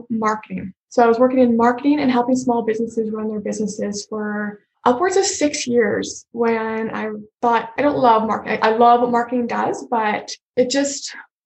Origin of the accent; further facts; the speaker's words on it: northern Alberta, Canada; I grew up on a farm in northern Alberta. I'm from Canada.